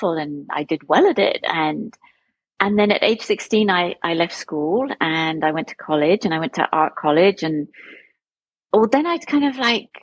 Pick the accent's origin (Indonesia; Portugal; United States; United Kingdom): United Kingdom; Plymouth, South West England; I grew up in the southwest of England, so I'm from Plymouth